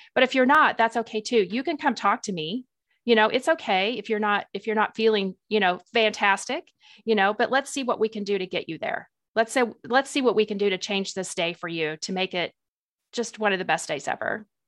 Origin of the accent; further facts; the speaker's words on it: Springfield, Missouri, United States; moved away as an adult; also born or lived in Tennessee; I'm originally from Springfield, Missouri, so I am a Missouri girl, born and raised there